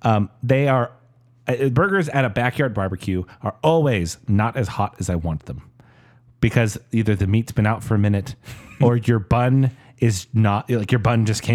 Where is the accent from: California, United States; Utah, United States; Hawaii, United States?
Hawaii, United States; I'm Hawaiian.